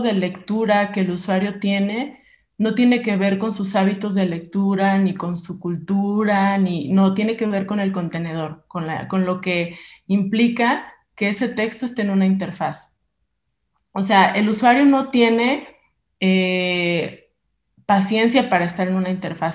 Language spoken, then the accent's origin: Spanish; Mexico; somos mexicanos